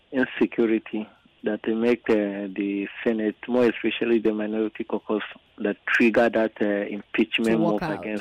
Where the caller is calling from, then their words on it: Nigeria; I'm calling from Abliga.